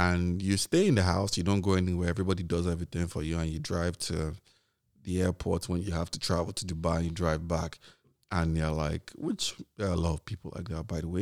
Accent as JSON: {"language": "English", "country": "Nigeria", "tie": "born or raised there", "said": "I grew up in Nigeria during this period."}